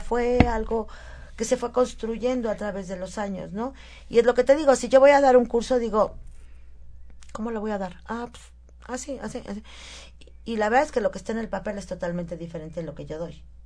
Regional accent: Huauchinango, Puebla, Mexico; yo soy de Huachinango

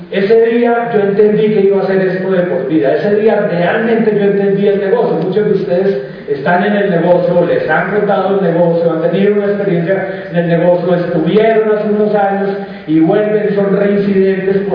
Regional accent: Colombia; nosotros venimos de Colombia.

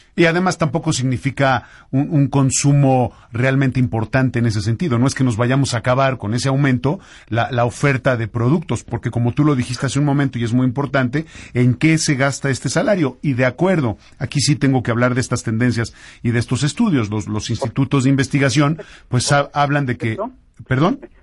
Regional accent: Mexico

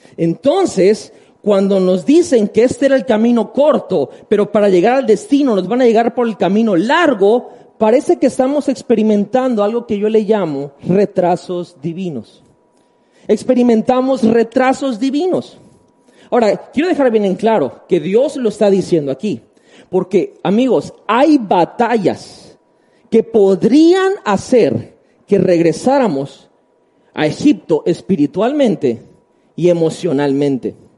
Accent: Tabasco, Mexico; voy a hablar por Tabasco y amo mi tierra

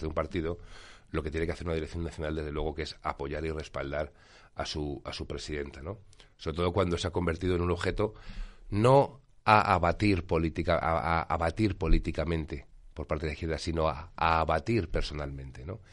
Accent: Spain; como español

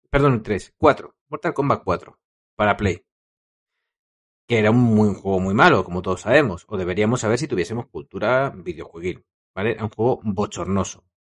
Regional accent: Madrid, Community of Madrid, Spain; Claro, yo como soy de Madrid, pues no hay videoclub en el pueblo que te haga chanchullos.

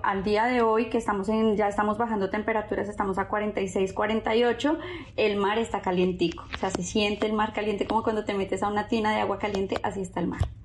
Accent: Bogotá, Colombia; moved away as an adult; now in Dubai, United Arab Emirates; Yo soy de Bogotá

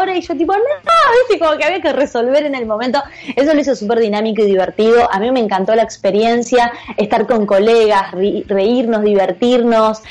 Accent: Argentina; mi país, donde yo nací, que es Argentina

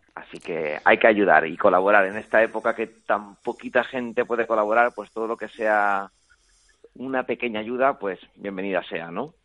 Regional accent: Spain; como español

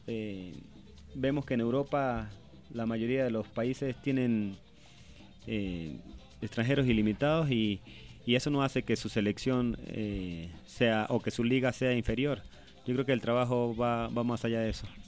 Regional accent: Venezuela

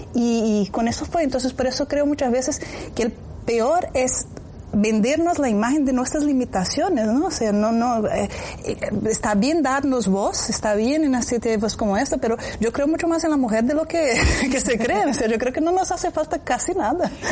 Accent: Brazil; now in Spain; Yo vengo del interior de Brasil, en una zona muy agrícola, agraria. O sea, mi padre es dueño de fincas de ganado

